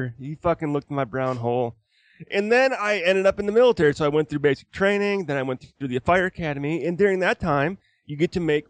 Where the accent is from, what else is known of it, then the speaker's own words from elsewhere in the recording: Wisconsin, United States; moved away as an adult; now in Utah, United States; I grew up in Wisconsin, and at the age of 17, I enlisted